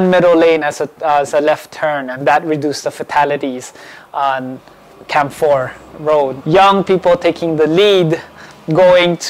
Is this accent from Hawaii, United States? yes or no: yes; Honolulu, Hawaii, United States; also born or lived in Philippines; I was born in the Philippines, grew up here in Hawaii, and went to school all my life, lived all my life here in Kalihi